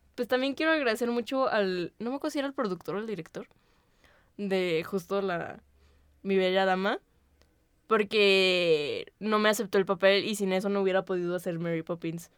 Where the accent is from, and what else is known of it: Mexico